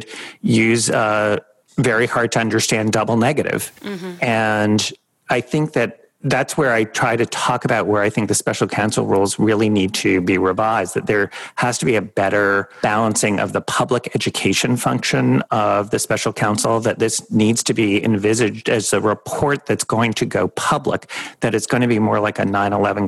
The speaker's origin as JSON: {"language": "English", "town": "New York City", "region": "New York", "country": "United States", "tie": "born or raised there", "also_born_or_lived": "Washington, D.C.", "said": "I grew up in New York City"}